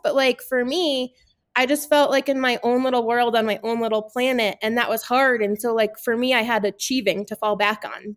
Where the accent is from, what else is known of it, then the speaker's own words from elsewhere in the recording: Connecticut, United States; now in Gunnison, United States; I grew up in Connecticut, um, kind of halfway between New York City and Boston.